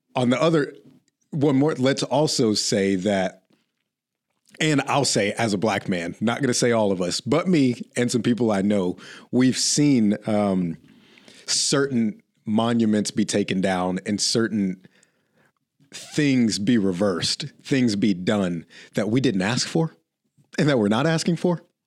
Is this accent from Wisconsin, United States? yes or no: no; Oklahoma, United States; I grew up in Oklahoma